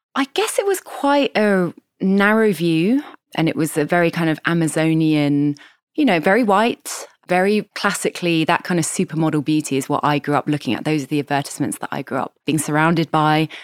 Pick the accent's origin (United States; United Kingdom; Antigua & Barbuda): United Kingdom; Kent, suburban London, South East England; I was born in London, and I grew up in kind of suburban London in Kent, which is kind of southeast of London